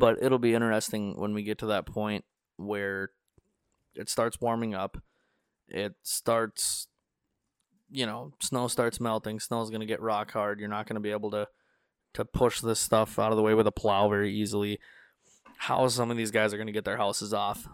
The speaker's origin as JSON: {"language": "English", "region": "North Dakota", "country": "United States", "said": "I told him North Dakota"}